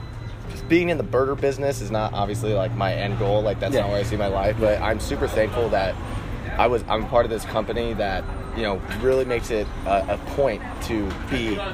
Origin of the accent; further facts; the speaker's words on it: Long Beach, California, United States; Long Beach. Yes. My hometown. I was born and raised here.